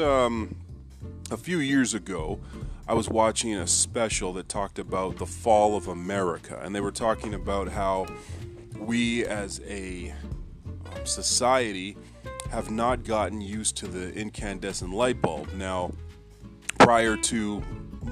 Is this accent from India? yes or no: no; Canada; as a Canadian kid